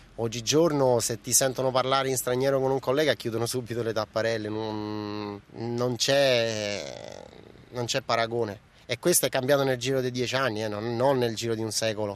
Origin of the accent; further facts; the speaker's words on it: Albania; now in Rome, Italy; Io a Roma francamente mi sento, mi sento di casa, io sono albanese, non ho ancora la cittadinanza italiana